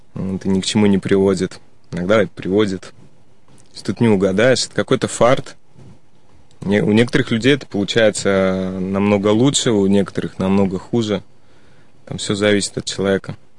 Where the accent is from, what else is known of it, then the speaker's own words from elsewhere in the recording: Saint Petersburg, Russia; moved away as an adult; also born or lived in Spain; коренной житель Санкт-Петербурга. Родился здесь, учился в школе